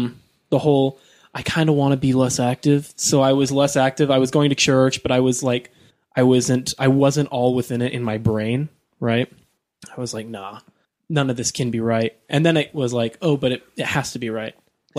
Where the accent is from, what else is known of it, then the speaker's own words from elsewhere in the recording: Kearns, Utah, United States; now in Riverton, United States; And then I grew up in Kearns. We had a little bit more money because they'd got a little bit better jobs and they'd saved up for a long time. And so then we moved to Riverton